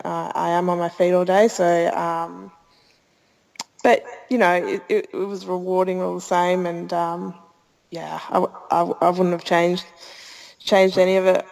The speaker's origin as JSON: {"language": "English", "country": "Australia", "tie": "born or raised there", "said": "Growing up in Australia"}